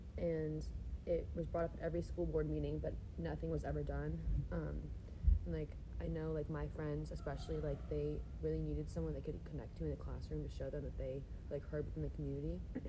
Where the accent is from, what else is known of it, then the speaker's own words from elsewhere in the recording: Columbus, United States; So for my high school, so I'm from Columbus, so my high school is predominantly white, a white privileged area